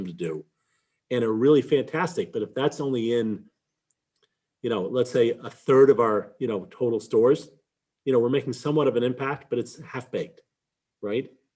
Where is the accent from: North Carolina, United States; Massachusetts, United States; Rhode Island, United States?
Massachusetts, United States; Boston; I grew up in Boston. I've lived here my whole life